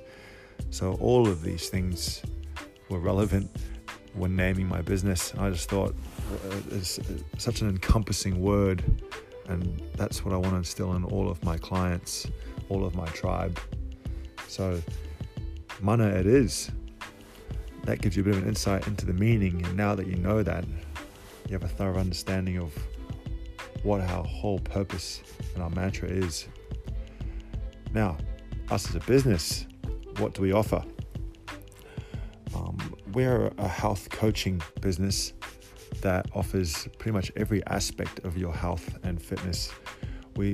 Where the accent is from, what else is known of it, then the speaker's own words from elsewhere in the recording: Cook Islands; I was raised in Polynesia, in the Cook Islands to be exact